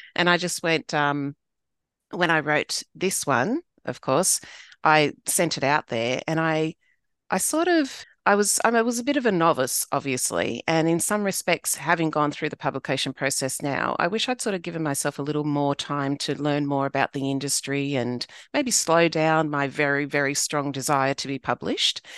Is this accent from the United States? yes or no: no; Sydney, New South Wales, Australia; I grew up in southwest Sydney